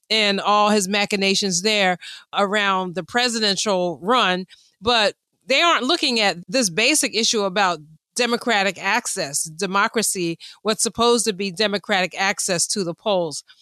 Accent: Philadelphia, Pennsylvania, United States; I'm from Pennsylvania, from the other side of the state, from Philadelphia.

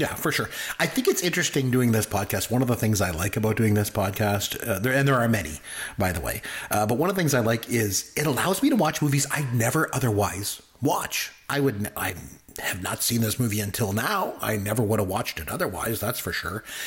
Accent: Canada; I'm Canadian

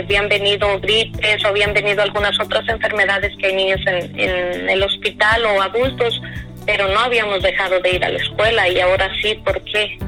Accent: La Huacana, Michoacán, Mexico; moved away as an adult; now in Las Vegas, United States; yo soy de un pueblo que se llama La Huacana

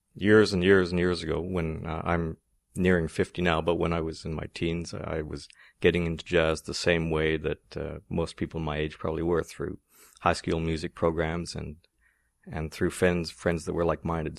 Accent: Ottawa, Ontario, Canada; I grew up here in Ottawa

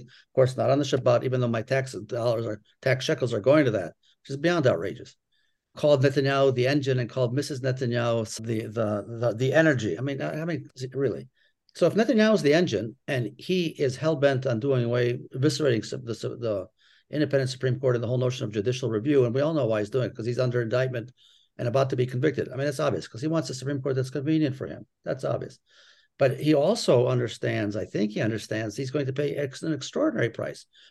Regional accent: Ann Arbor, Michigan, United States; I grew up in Ann Arbor as the only child of two Holocaust survivors.

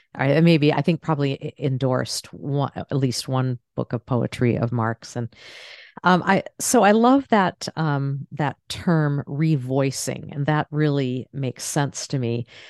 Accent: Maine, United States; moved away; I'm from Maine originally

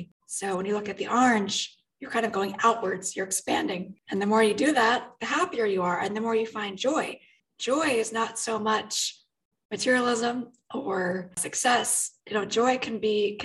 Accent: New York City, New York, United States; I was raised in the New York City area

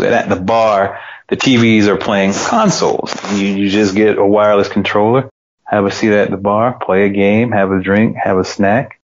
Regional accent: Georgia, United States; also born or lived in Knoxville, Tennessee; It's my home state, and I made a lot of good friends here

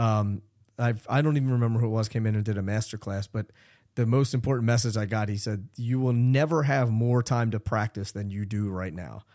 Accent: Philadelphia, Pennsylvania, United States; I'm originally from Philadelphia

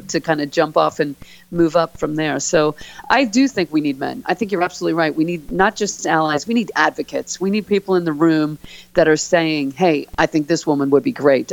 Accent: Philadelphia, Pennsylvania, United States; moved away; growing up in Philly

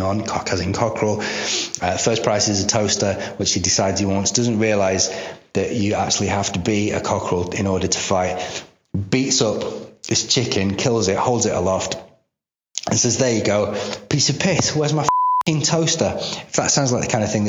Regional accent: United Kingdom; here in Britain because I'm a British person

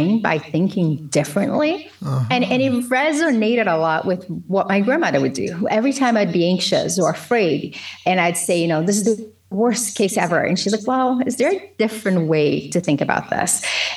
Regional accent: Governador Valadares, Minas Gerais, Brazil; English is a second language; moved away as an adult; also born or lived in Belo Horizonte / North Tonawanda, New York; now in United States; So I moved from Governador Valadares to Belo Horizonte

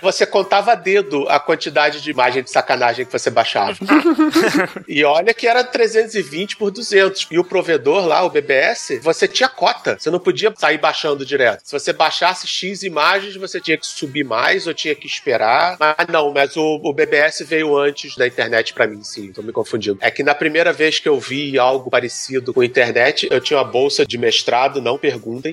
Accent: Brazil; Como bom brasileiro

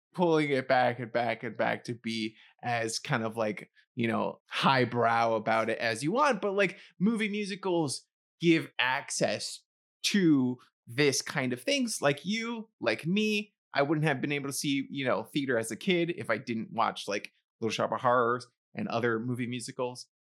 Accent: New York City, New York, United States; moved away as an adult; now in New Jersey, United States; I live near New York City. I grew up in New York City.

